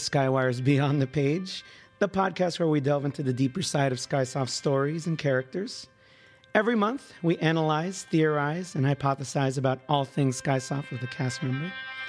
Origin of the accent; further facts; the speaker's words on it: San Diego, California, United States; I grew up here in San Diego.